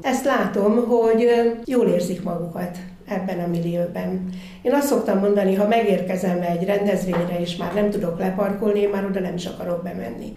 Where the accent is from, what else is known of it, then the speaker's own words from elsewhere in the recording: Göcsej, Zala, Hungary; hogy ott élek, ott élhetek, oda születtem